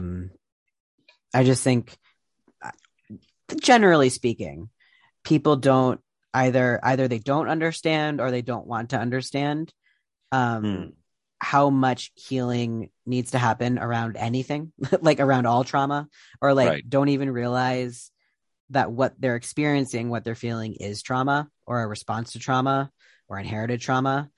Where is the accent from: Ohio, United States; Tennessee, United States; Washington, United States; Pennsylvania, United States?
Ohio, United States; moved away; also born or lived in New York; I grew up in Ohio